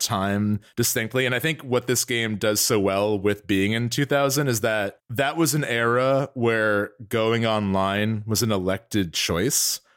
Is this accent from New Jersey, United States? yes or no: yes; New Jersey, United States; we're from North Jersey